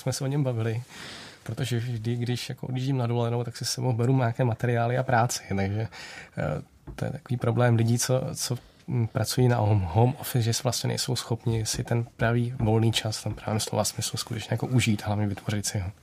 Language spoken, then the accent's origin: Czech; Czechia; my jako Češi